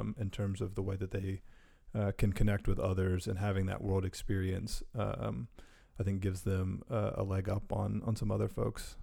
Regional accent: Durham, North Carolina, United States; a Durham kid through and through

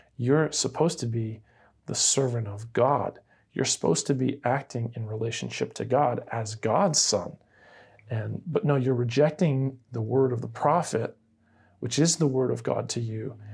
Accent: Key West, Florida, United States; I grew up in Key West, Florida

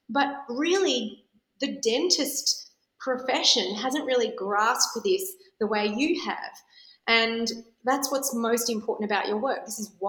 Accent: Melbourne, Victoria, Australia; now in Sydney, Australia; I know that I was from Melbourne, had heard all about you and couldn't wait to move to Sydney to see you.

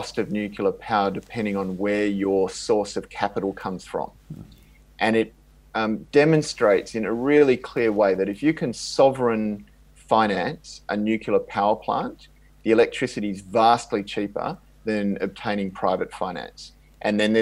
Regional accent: Australia

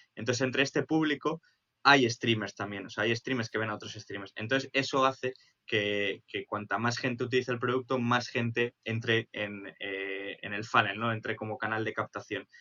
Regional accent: Spain; siendo españoles

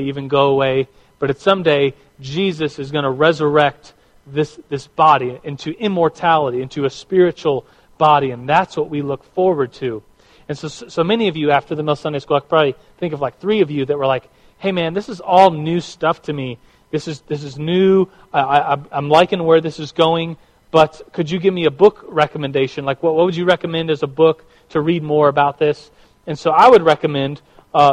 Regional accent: United States; we as American Christians

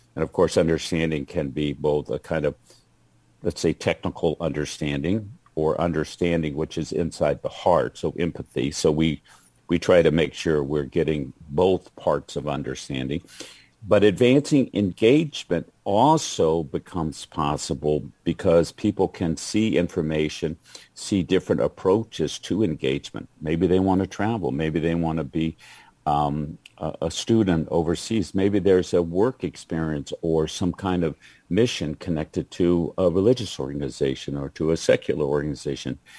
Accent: Georgia, United States; moved away; I was just home, my home state is Georgia

